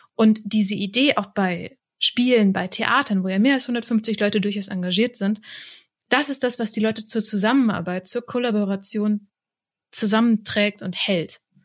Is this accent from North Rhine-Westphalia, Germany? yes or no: no; Rheingau, Hesse, Germany; im Rheingau, da wo ich herkomme